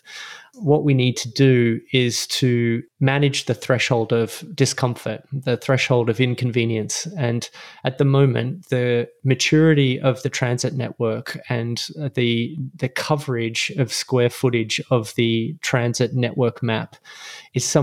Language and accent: English; Melbourne, Victoria, Australia; moved away as an adult; also born or lived in London, United Kingdom; now in Los Angeles, United States; I was born and raised in Melbourne, Australia